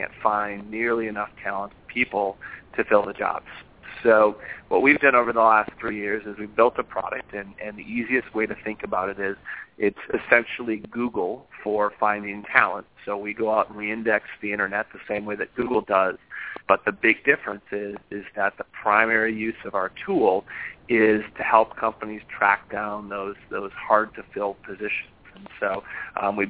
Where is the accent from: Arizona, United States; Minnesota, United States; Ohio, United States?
Minnesota, United States; Minneapolis; moved away as an adult; also born or lived in Los Angeles; now in San Francisco, United States; I'm from Minneapolis originally